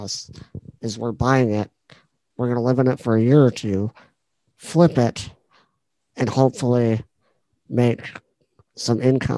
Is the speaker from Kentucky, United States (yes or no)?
no; Pleasantville, Iowa, United States; I bought a house in my hometown